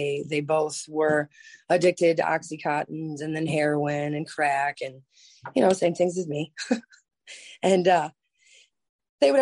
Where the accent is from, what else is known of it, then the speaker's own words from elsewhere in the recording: Lorain, Ohio, United States; also born or lived in Cleveland, Ohio; I grew up in Lorain, Ohio